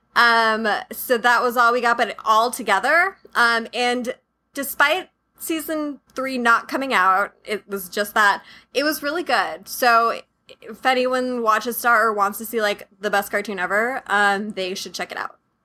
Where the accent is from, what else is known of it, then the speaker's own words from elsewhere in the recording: San Diego, California, United States; I grew up in San Diego, um, in the suburbs of San Diego